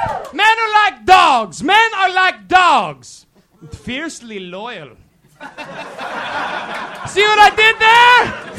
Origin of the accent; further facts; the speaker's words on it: Scotland, United Kingdom; I'd say, I'm from Scotland.